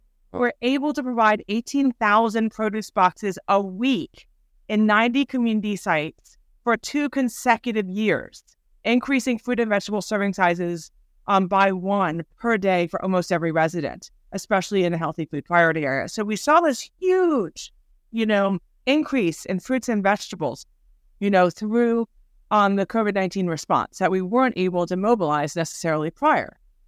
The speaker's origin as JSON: {"language": "English", "town": "Baltimore", "region": "Maryland", "country": "United States", "tie": "born or raised there", "said": "I was born and raised in Baltimore, left Baltimore 15 years and came right back."}